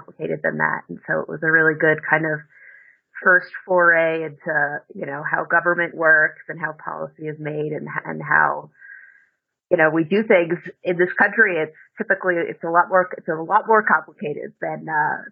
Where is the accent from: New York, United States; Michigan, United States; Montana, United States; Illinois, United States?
New York, United States; moved away as an adult; also born or lived in New Orleans; I grew up in New York and went to college down in New Orleans at Tulane University.